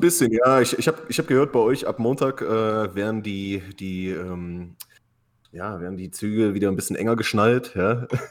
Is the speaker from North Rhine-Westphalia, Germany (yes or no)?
no; Halle, Saxony-Anhalt, Germany; now in California, United States; ich komme ja aus Halle an der Saale, aus dem tiefsten Osten